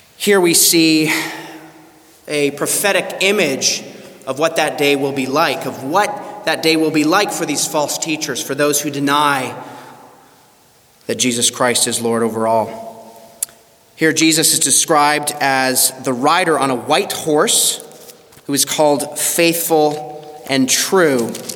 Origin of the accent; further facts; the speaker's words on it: Canada; moved away; my home country of Canada